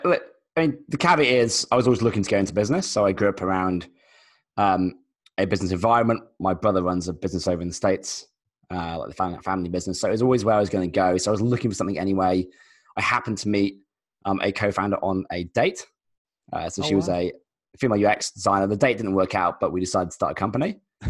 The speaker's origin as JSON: {"language": "English", "region": "London", "country": "United Kingdom", "moved": "as an adult", "lives_now": "Australia", "said": "So I'm actually British originally. So I'm a designer from London. And I moved to Australia maybe 10 years ago, mostly to surf, I'll be honest."}